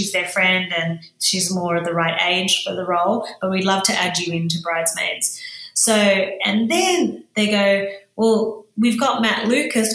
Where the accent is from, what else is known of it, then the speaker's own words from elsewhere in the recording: Sydney, New South Wales, Australia; moved away; my stories growing up in Sydney's western suburbs